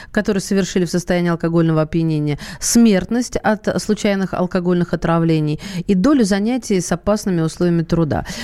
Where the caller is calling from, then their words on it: Dagestan, Russia; мы из Дагестана никуда не собираемся